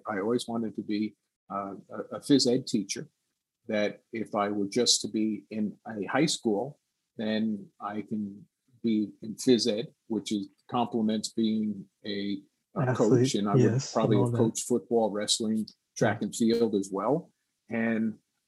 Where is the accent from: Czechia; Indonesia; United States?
United States; Woodbridge, New Jersey; growing up in New Jersey, and I was a linebacker